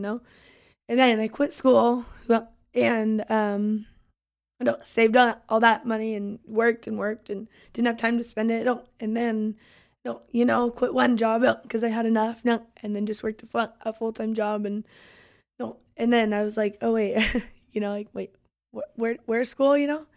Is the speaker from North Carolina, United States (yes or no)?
no; Longview, Washington, United States; we're born and raised in Longview.